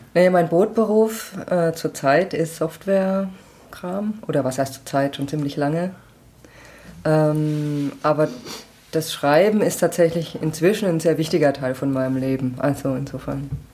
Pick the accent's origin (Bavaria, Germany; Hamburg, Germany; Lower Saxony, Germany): Bavaria, Germany; Schweinfurt; moved away as an adult; also born or lived in Munich / Nuremberg; now in Würzburg, Germany; den meiste Zeit meiner Kindheit und Jugend habe ich bei und in Schweinfurt verbracht